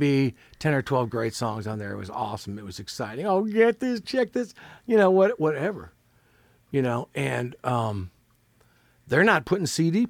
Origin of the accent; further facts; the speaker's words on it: Chicago, Illinois, United States; now in Nashville, United States; When I grew up in Chicago